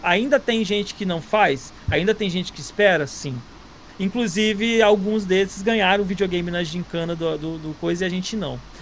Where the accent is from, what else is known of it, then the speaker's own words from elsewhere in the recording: Nova Iguaçu, Rio de Janeiro, Brazil; eu também sou de, sou de Nova Iguaçu